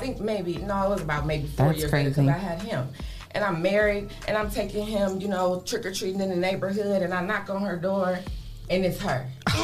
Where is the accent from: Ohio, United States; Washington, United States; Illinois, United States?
Ohio, United States; Toledo; I grew up in the OSD. I'm born and raised in Toledo, Ohio. Like I said, I grew up here